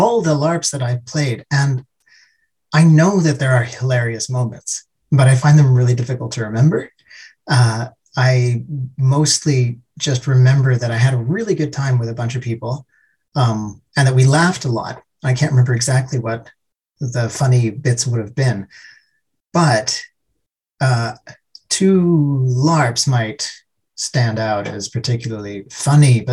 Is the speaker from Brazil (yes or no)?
no; Canada; now in Helsinki, Finland; I live in Helsinki, but I'm originally from Canada